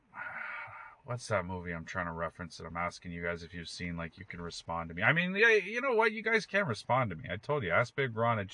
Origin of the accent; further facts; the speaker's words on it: Canada; also born or lived in Toronto; speaking as a Canadian